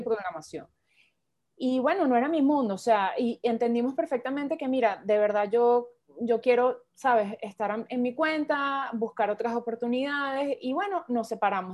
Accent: Venezuela; soy venezolana

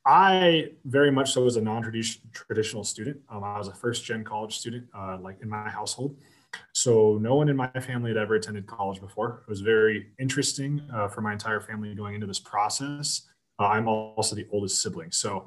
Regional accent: Riverside, California, United States; moved away as an adult; also born or lived in Colorado; now in Laramie, United States; like you mentioned. I am originally from Southern California, so I grew up in Riverside, California.

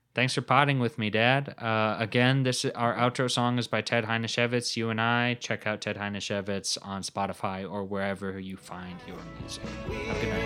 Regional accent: United States; I'm an American

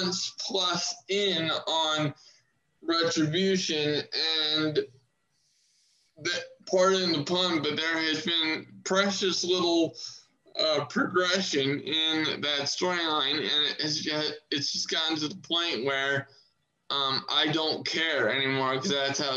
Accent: Maryland, United States; my home state. It was Morgan State University, and that's in Maryland, close to me

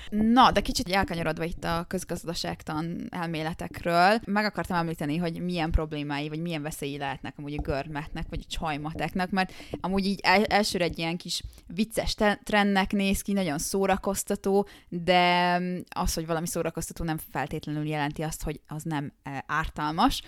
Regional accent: Hungary

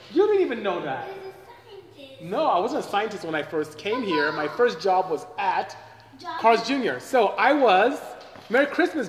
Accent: Nigeria; moved away as an adult; now in United States; I am from Nigeria, came here as a student, two suitcases in the late 80s, 89 to be exact

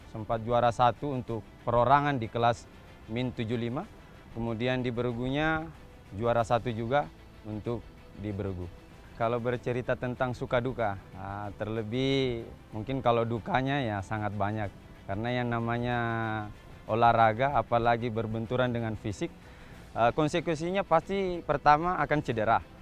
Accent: South Sulawesi, Indonesia; pangkat Sersan Kepala. Asal saya dari Sulawesi Selatan.

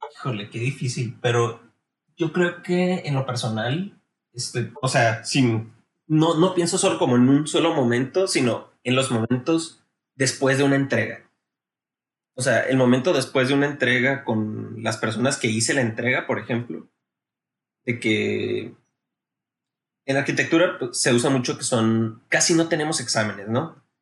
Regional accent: Navojoa, Sonora, Mexico; also born or lived in Guadalajara, Jalisco; yo soy originario aquí de Navajo, Sonora

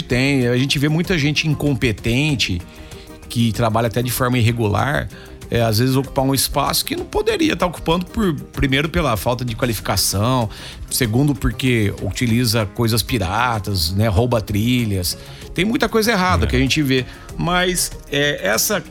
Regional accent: Campinas, São Paulo, Brazil; moved away; desde criança eu já fazia rádio quando eu morava em Campinas. Eu sou de Campinas, torcedor do Guarani

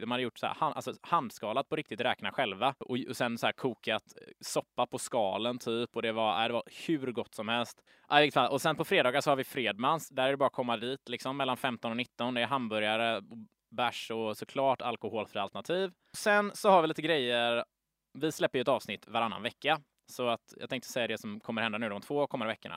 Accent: Gothenburg, Västra Götaland, Sweden; accent: broad Gothenburg dialect; vi är två göteborgare här nu som pratar på tok för bred göteborgska

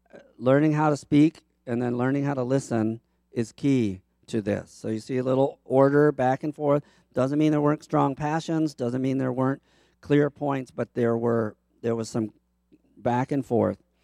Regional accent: Baltimore, Maryland, United States; moved away; also born or lived in Chicago; I am from Baltimore

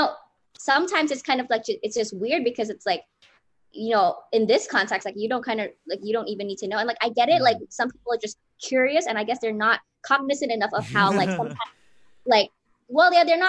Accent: Los Angeles, California, United States; first language English; for me, I'm like from LA, and so like, LA is one of those cities where you just have people from everywhere.

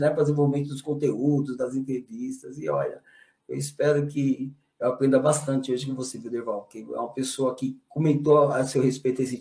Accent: São Paulo, Brazil; Cara, eu sou lá de São Paulo, do interior

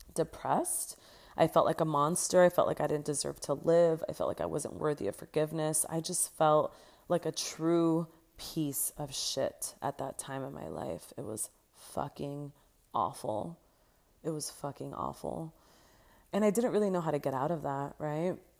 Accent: Los Angeles, California, United States; moved away as an adult; now in Barcelona, Spain; I was raised in Los Angeles, California, born and raised in San Fernando Valley.

